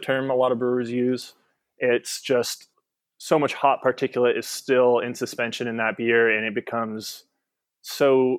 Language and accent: English; Torrance, California, United States; also born or lived in San Marcos, California; I grew up in LA in Torrance, and I moved down to San Marcos to play baseball at Cal State San Marcos